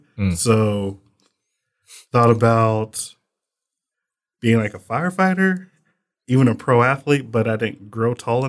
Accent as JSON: {"language": "English", "town": "Muskogee", "region": "Oklahoma", "country": "United States", "said": "I'm from Muskogee, Oklahoma, which is a song"}